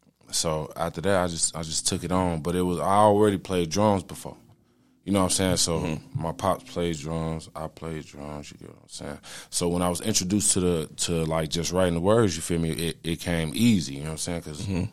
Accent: Chicago, Illinois, United States; I was out there from Chicago, right? So I moved.

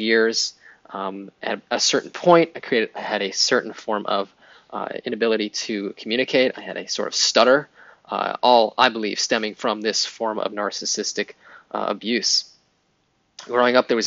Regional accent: Pittsburgh, Pennsylvania, United States; I grew up in Pittsburgh, Pennsylvania

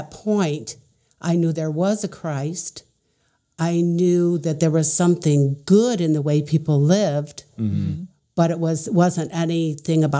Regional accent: Niles, Michigan, United States; as a child, I was raised in the Midwest in Niles, Michigan

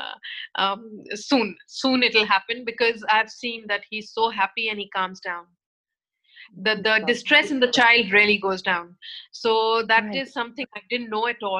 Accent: India; moved away as an adult; also born or lived in Mumbai; I come from India, born and brought up there

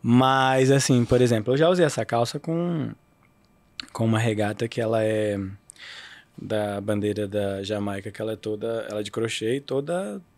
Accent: Rio de Janeiro, Brazil; eu sou carioca

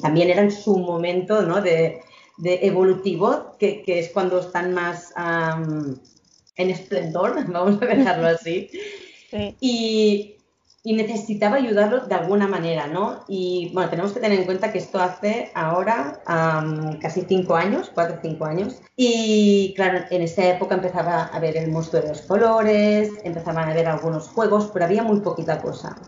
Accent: Spain; nací en San Salvador de Noia, que es un pueblo ah, con mucha cultura vinícola

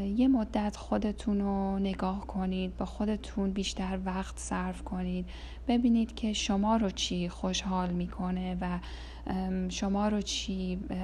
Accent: Iran; moved away; تو این سالهایی که از ایران مهاجرت کردم

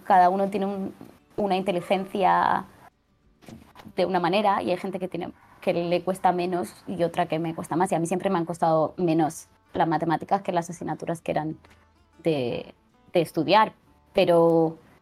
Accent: Murcia, Region of Murcia, Spain; moved away as an adult; also born or lived in France / United States / Mexico; now in Barcelona, Spain; Yo soy de Murcia.

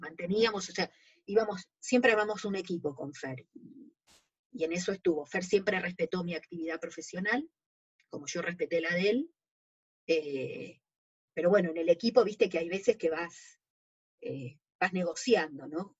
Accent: Buenos Aires, Argentina; Yo nací acá en Capital Federal, yo actualmente vivo en Caballito y de casualidad nací en un hospital que ya no está más, cerca de acá. Yo, vivía en San Telmo de jovencita, hasta los 7 años. Y después me mudé a Caballito de chica.

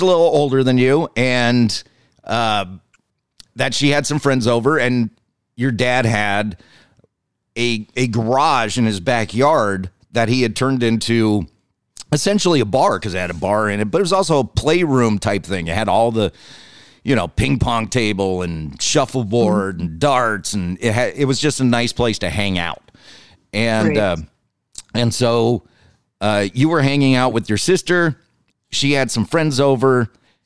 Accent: Scotland, United Kingdom; I'm Scottish and don't wear a kilt

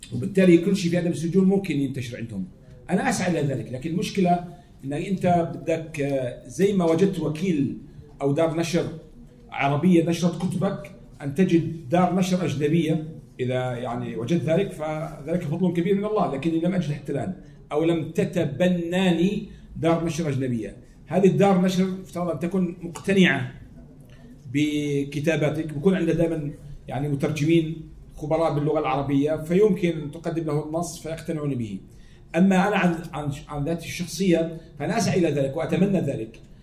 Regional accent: Jordan; احنا عندنا في الاردن

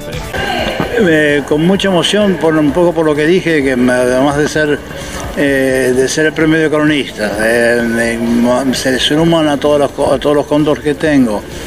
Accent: Buenos Aires, Argentina; donde yo venía de chico, yo nací en Parque Chas, así que los cines donde iba era acá

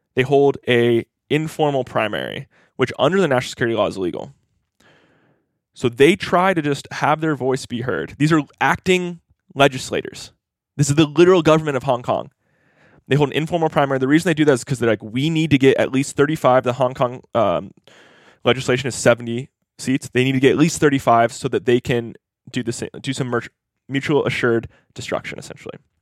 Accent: Hawaii, United States; moved away; I grew up in Hawaii, which I like to see as this, like, mini Asia

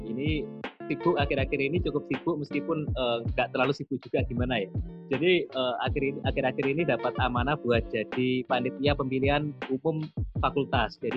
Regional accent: Blitar, East Java, Indonesia; bisa dipanggil … asalku dari Kabupaten Blitar

